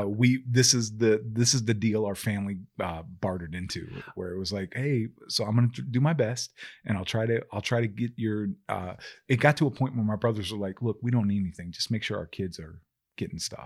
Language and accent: English; Maryland, United States